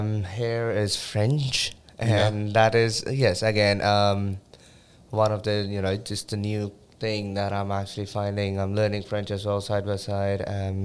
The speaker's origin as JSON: {"language": "English", "country": "Australia", "tie": "born or raised there", "also_born_or_lived": "Delhi, India", "moved": "yes", "lives_now": "Montreal, Canada", "said": "I was born in Delhi, India, and then I lived in Australia the rest of my life."}